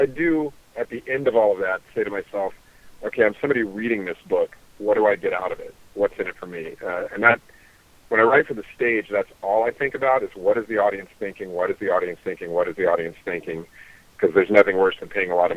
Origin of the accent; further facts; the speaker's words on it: Mississippi, United States; I was born in Mississippi